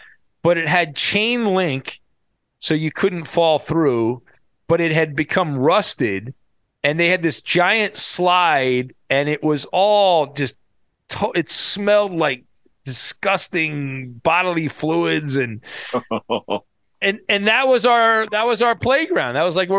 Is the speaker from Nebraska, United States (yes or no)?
no; Irvine, California, United States; I'll never forget growing up in Irvine, we had there was this slide at I think it was Heritage Park.